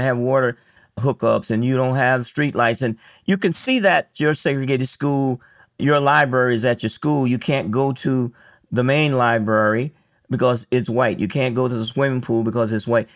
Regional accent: Elba, Alabama, United States; I grew up in Alabama

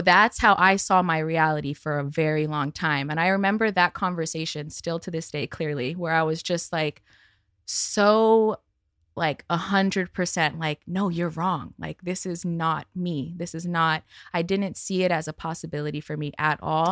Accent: Santa Monica, California, United States; I grew up in Santa Monica

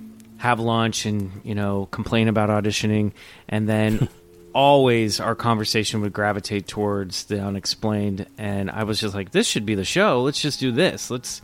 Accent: Olathe, Kansas, United States; I grew up in the suburbs of Kansas City, Kansas, in an area called Olathe, which is really weird, really near Overland Park.

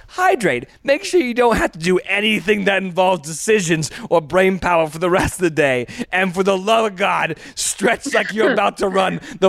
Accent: Ohio, United States; I'm from Ohio!

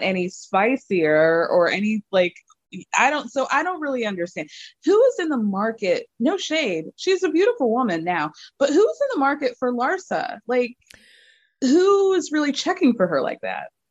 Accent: Chicago, Illinois, United States; I was born in Chicago

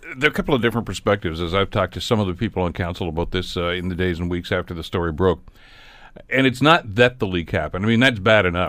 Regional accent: Hamilton, Ontario, Canada; I was from Hamilton

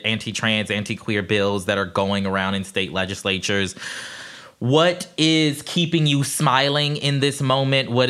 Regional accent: South Carolina, United States; moved away; also born or lived in Atlanta; I'm from South Carolina originally

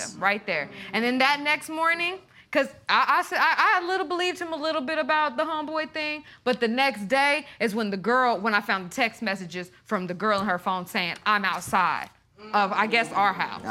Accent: Tulsa, Oklahoma, United States; we're from Tulsa

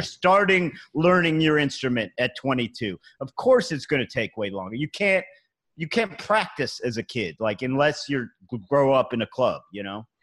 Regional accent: Cleveland, Ohio, United States; now in New York City, United States; I'm from Cleveland. That's where I grew up. We're we're all in New York City now

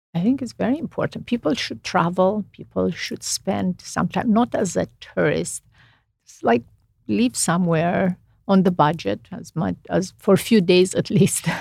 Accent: Romania; English is a second language; moved away as an adult; now in United States; I grew up in Romania.

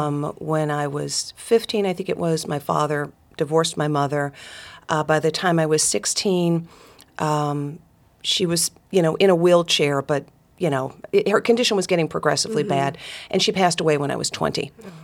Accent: Dalton, Georgia, United States; I'm one of four daughters, grew up in Northwest Georgia. My hometown is Dalton, Georgia, carpet capital of the world.

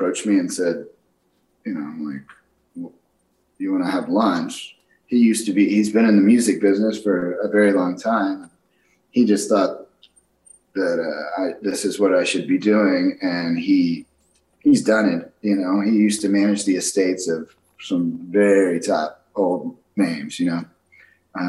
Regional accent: Austin, Texas, United States; moved away; my hometown, Austin, Texas

